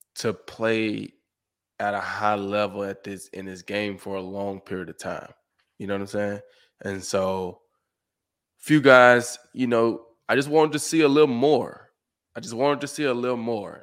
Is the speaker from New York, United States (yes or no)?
no; Summit, Mississippi, United States; moved away as an adult; also born or lived in Houston / Detroit; Growing up in Summit, Mississippi